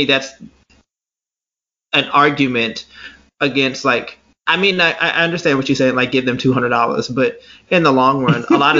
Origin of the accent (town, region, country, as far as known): United States